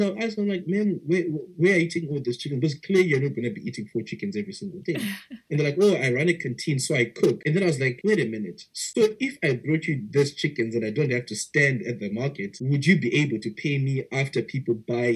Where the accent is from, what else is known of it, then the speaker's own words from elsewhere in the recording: Zimbabwe; I was born and raised in Zimbabwe.